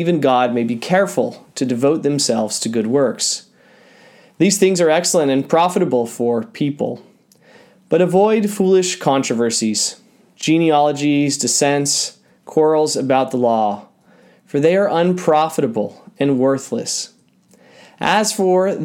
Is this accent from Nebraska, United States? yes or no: no; St. Louis, Missouri, United States; born or raised there